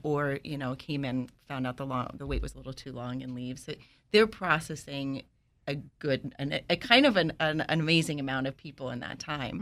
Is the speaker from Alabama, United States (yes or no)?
no; New York City, New York, United States; moved away; I'm from New York. I grew up in Washington Heights